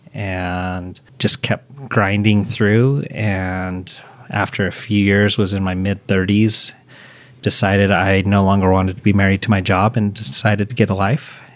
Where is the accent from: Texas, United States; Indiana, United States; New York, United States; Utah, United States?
Utah, United States; I grew up here in Utah